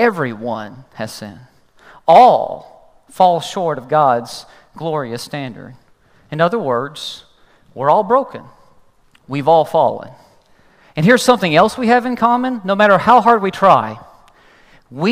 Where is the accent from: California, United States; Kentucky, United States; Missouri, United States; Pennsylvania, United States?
Kentucky, United States; I'm from Kentucky